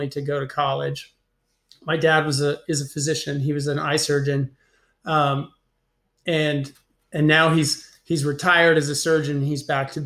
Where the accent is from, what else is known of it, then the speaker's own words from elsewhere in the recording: Nebraska, United States; moved away; I'm from Nebraska.